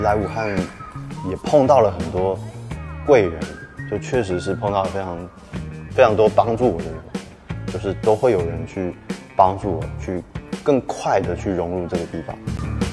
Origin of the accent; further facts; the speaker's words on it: Yunlin County, Taiwan; moved away as an adult; also born or lived in Shanghai; now in Wuhan, China; 今年三十五岁。好，我来自台湾云里。一三年底，因为爱情，所以到了武汉